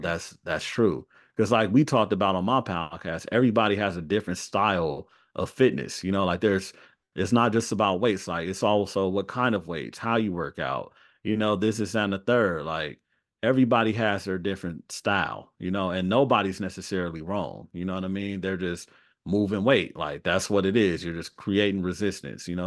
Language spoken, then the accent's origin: English; Los Angeles, California, United States; also born or lived in Atlanta; I'm from Los Angeles